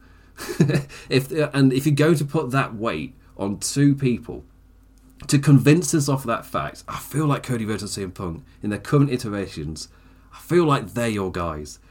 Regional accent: United Kingdom; as a British person

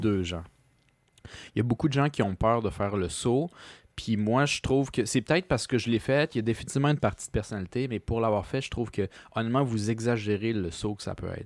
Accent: Quebec, Canada

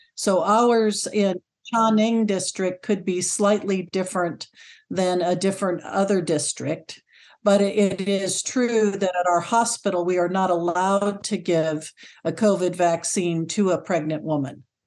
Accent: California, United States; moved away as an adult; also born or lived in North Carolina; now in Shanghai, China; I'm originally from California, lived there for fifty years

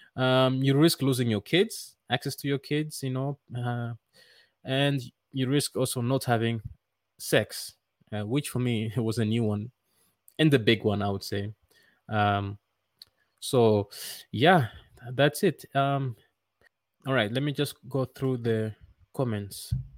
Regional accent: Netherlands; moved away as an adult; now in Rwanda; I grew up in the Netherlands

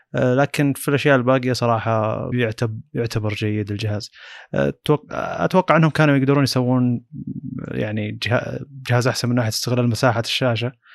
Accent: Saudi Arabia; عندنا في السعوديه

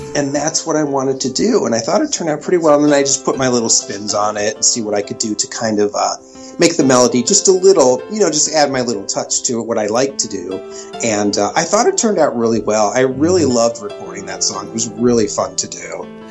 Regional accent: Cleveland, Ohio, United States; I'm from Ohio. I'm originally from Cleveland, Ohio

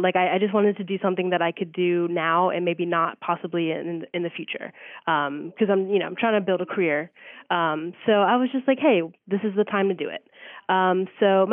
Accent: Reading, Pennsylvania, United States; moved away as an adult; also born or lived in Seville, Spain; From Reading, Pennsylvania.

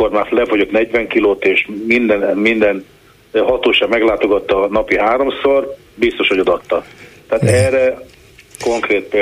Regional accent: Budapest, Hungary; Hát ez, én itt, itt élek, Pesten nőttem föl egyébként, de én itt élek 30 éve

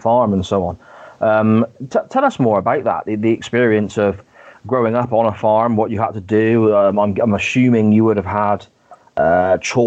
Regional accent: Gloucester, South West England, United Kingdom; I grew up in Gloucester

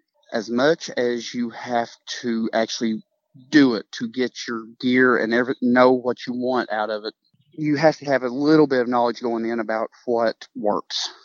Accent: Eastern Kentucky, United States; growing up in Eastern Kentucky

